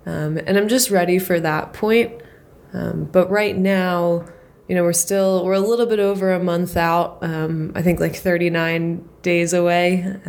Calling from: Philadelphia, Pennsylvania, United States; I'm checking in from Philly.

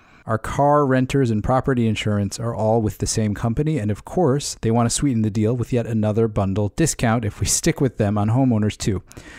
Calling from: Connecticut, United States

